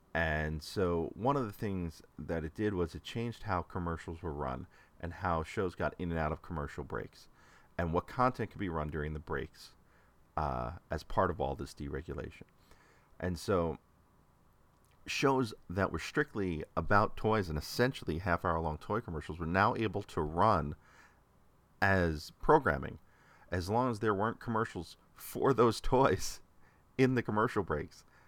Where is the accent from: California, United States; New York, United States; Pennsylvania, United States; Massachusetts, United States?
New York, United States; New York City; I grew up in the New York City area